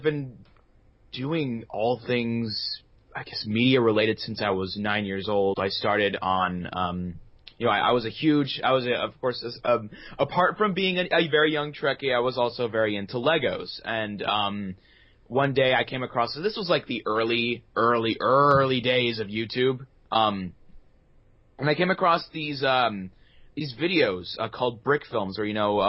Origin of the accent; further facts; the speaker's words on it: New York City, New York, United States; moved away as an adult; now in Los Angeles, United States; I'm from Brooklyn now.